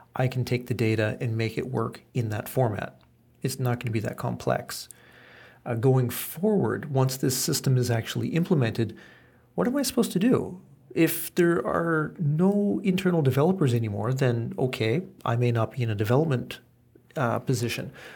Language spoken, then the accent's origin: English; Canada; now in Japan; I was born in Canada